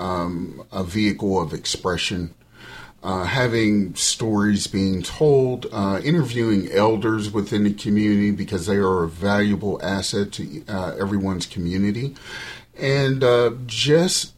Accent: Braddock, Pennsylvania, United States; I grew up in Braddock

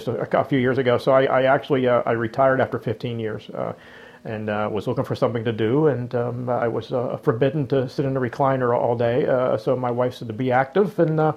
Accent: Whitehall, Pennsylvania, United States; also born or lived in Duquesne, Pennsylvania; I grew up in Whitehall, Prospect Park. I came to the Mon Valley after getting out of the police academy.

